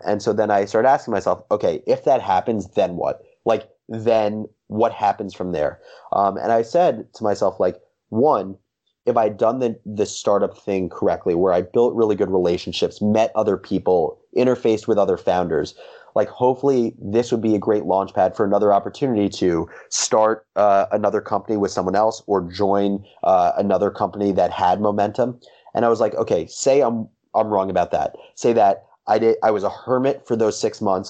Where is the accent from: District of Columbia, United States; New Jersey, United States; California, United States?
New Jersey, United States; Livingston; also born or lived in Michigan; I grew up in Livingston, New Jersey